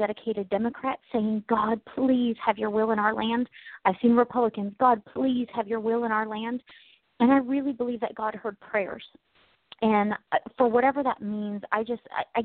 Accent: United States; I'm American.

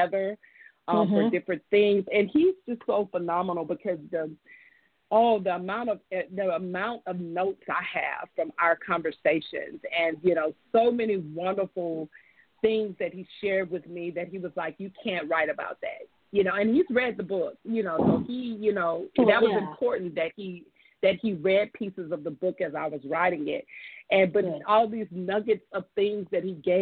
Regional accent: Alabama, United States; I grew up in Alabama, so I'm a child of the Gulf Coast.

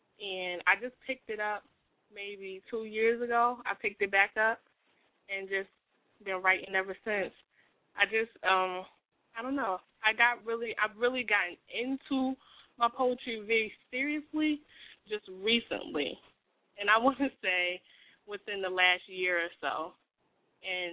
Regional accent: Bridgeport, Connecticut, United States; moved away as an adult; now in Concord, United States; I'm from Bridgeport, Connecticut. Lived there most of my life

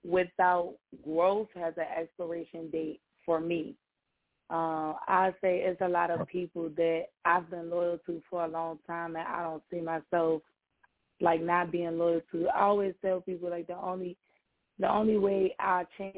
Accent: Chicago, Illinois, United States; accent: mixture of South Side of Chicago and DMV; also born or lived in DMV; I'm from Chicago. But my second home is the DMV, so I kind of have, like, a mixture

